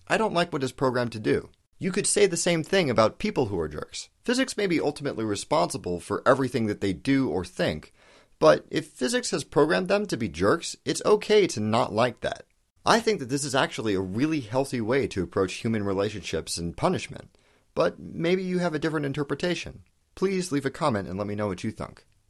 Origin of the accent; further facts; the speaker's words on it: United States; I'm American